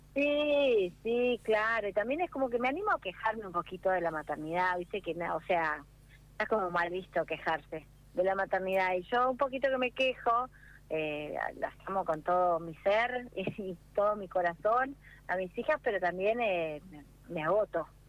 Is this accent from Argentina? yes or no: yes; Mar del Plata, Buenos Aires Province, Argentina; crecí en Mar del Plata, en mi infancia en Mar del Plata